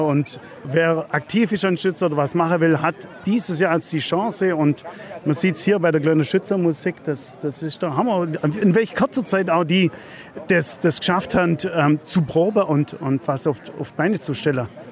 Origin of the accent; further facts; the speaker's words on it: Biberach an der Riß, Baden-Württemberg, Germany; bin aus Biberach-Birgerhardt